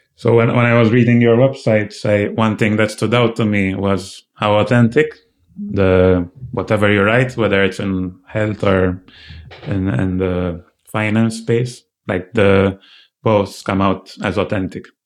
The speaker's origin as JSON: {"language": "English", "country": "Malta", "said": "I come from Malta, which is a much smaller island"}